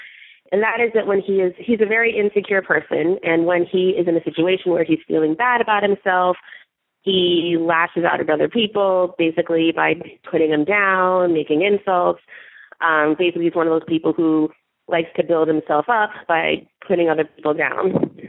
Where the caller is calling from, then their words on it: California, United States; I'm calling from California. I am a 33-year-old African-American straight woman.